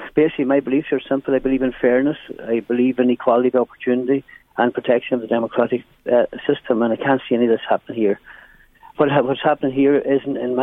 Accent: Donegal, Ulster, Ireland; now in County Meath, Ireland; my hometown in Donegal

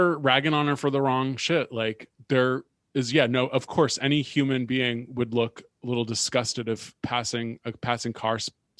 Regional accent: East Bay, San Francisco Bay Area, California, United States; born or raised there

